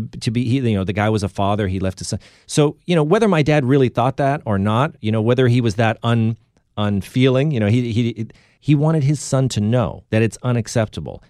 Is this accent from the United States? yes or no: yes; Boston suburbs, Massachusetts, United States; we grew up in the Boston suburbs